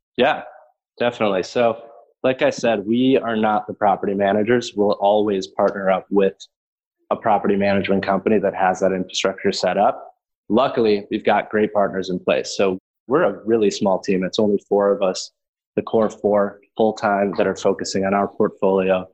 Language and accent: English; Chicago, Illinois, United States; also born or lived in Burlington, Vermont; I am born and raised in Chicago